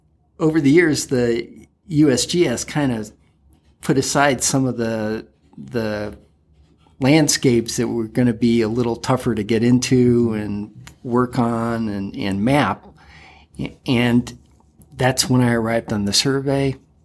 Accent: Connecticut, United States

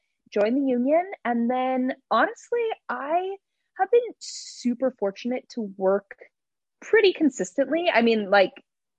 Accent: Wichita, Kansas, United States; I grew up in Wichita, Kansas.

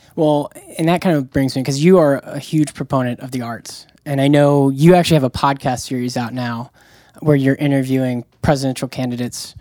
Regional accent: Jacksonville, Florida, United States; I'm from Jacksonville, Florida

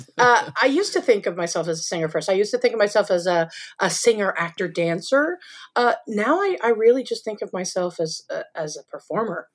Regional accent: Southern California, United States; moved away as an adult; also born or lived in Oregon / New York City; I grew up in Southern California. I was born in Oregon, but we moved when I was young to Southern California and spent most of my life

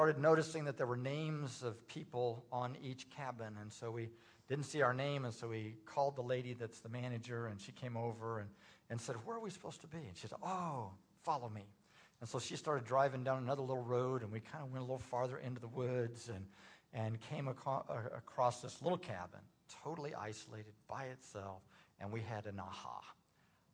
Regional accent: Indiana, United States; moved away as an adult; also born or lived in Tulsa, Oklahoma; I'm from Indiana originally, and my plans as a senior in high school, I was going to go to Indiana University

